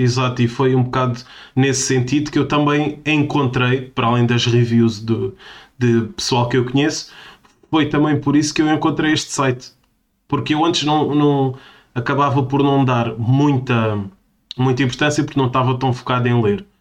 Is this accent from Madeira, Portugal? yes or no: no; Portimão, Algarve, Portugal; moved away; uma terrinha perto da minha terrinha, que é Portimão